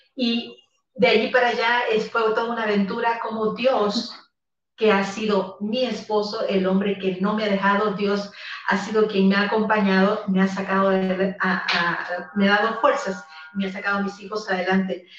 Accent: El Salvador; now in Guatemala; yo soy salvadoreña eh, y vivo en Guatemala

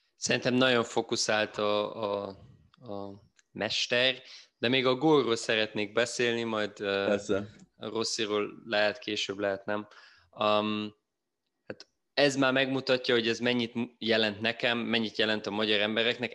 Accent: Germany; itt élek, itt születtem Németországban

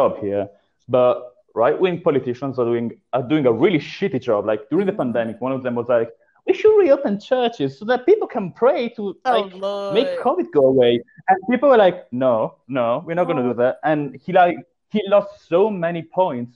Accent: Italy; born or raised there; moved away as an adult

